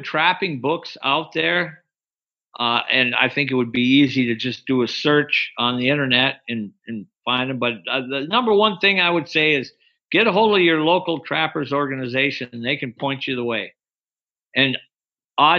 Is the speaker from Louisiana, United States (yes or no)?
no; Wisconsin, United States; now in Alaska, United States; I grew up in Wisconsin, like I said earlier, and that's where I started trapping and hunting in northern Wisconsin. And then when I moved to Alaska, I fell in love, and I've never left